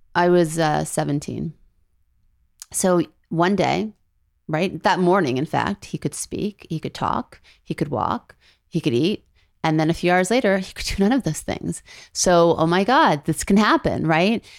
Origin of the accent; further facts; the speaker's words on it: Beverly Hills, California, United States; also born or lived in New Orleans, Louisiana; when I was eight and I moved from New Orleans, Louisiana to Los Angeles, Beverly Hills